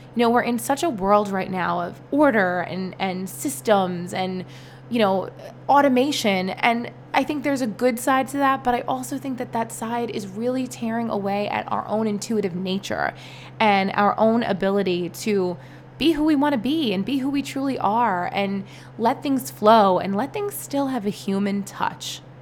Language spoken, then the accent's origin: English; New York City, New York, United States; also born or lived in East Village, New York City; I grew up in Brooklyn